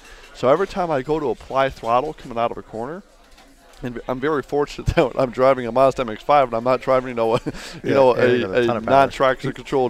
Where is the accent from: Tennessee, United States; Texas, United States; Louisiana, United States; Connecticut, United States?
Connecticut, United States; I grew up in Connecticut.